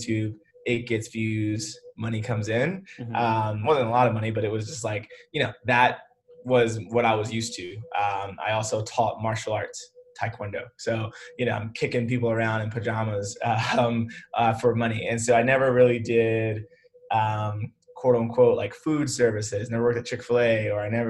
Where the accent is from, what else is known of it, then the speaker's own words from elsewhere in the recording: Memphis, Tennessee, United States; moved away as an adult; also born or lived in Atlanta; I went to a private school in Memphis. That's where I'm from. So I'm from Memphis, went to this like, you know, preparatory all boys school from 7th to 12th grade